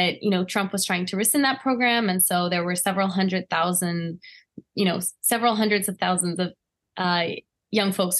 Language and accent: English; Washington, District of Columbia, United States; I grew up in Washington, D.C.